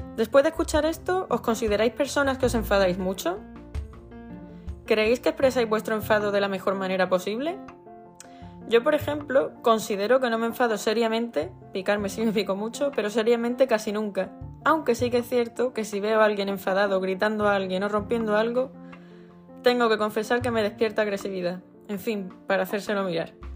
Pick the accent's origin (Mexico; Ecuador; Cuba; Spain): Spain; Andalusia; en Andalucía, que es de donde soy